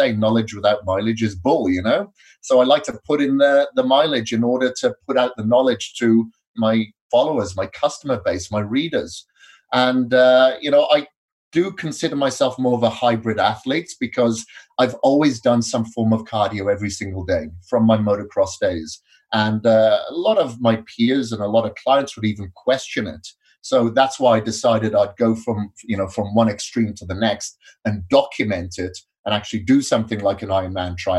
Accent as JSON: {"language": "English", "region": "Wales", "country": "United Kingdom", "tie": "born or raised there", "also_born_or_lived": "India / Australia", "moved": "as an adult", "lives_now": "Boise, United States", "said": "I grew up in Wales many years ago, up until my mid-20s"}